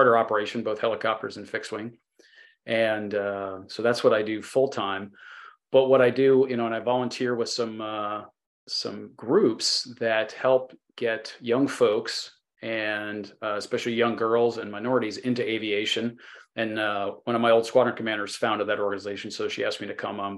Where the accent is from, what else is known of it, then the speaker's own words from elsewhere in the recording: New Jersey, United States; moved away as an adult; also born or lived in Ohio; born and raised in New Jersey and went to college in Ohio